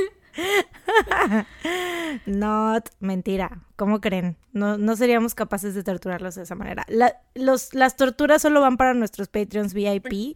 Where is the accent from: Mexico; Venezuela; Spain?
Mexico; Jarocha, Veracruz; somos jarochas